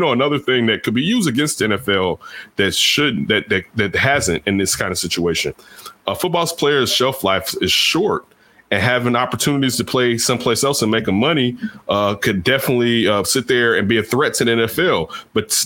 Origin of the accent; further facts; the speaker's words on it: Chicago, Illinois, United States; I grew up in Chicago